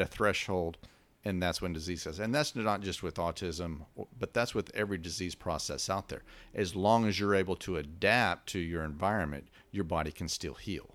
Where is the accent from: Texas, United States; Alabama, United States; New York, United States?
Texas, United States; West; I come from West Texas